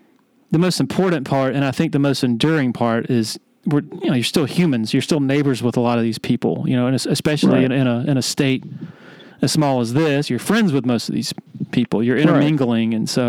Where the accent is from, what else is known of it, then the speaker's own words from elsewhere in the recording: Columbia, South Carolina, United States; I had a friend of mine, an old family friend who I grew up with in Columbia